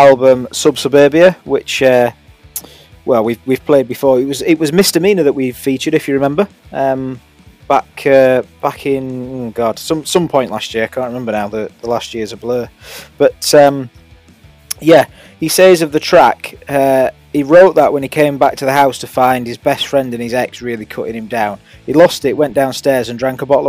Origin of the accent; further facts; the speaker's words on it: Sheffield, Yorkshire and the Humber, United Kingdom; I grew up in Grenside